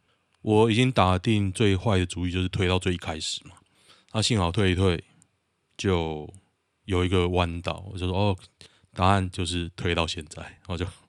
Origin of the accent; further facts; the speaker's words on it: Taoyuan, Taiwan; 我是桃园人